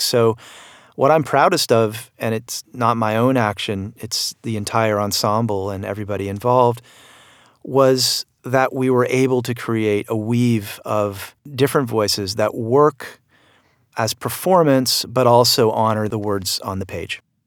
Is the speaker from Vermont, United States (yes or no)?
yes; Vermont, United States; my home state of Vermont